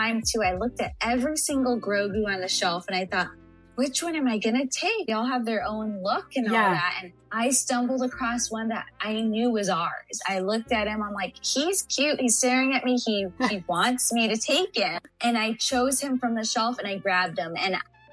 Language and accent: English; San Antonio, Texas, United States; I am actually from San Antonio, Texas. I was born and raised in Texas.